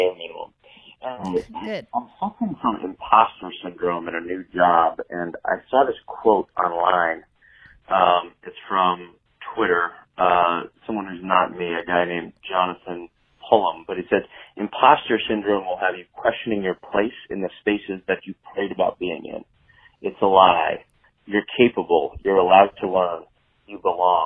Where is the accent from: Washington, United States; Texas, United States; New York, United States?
Texas, United States; Austin; I'm calling from a hotel room, but I'm from Austin, Texas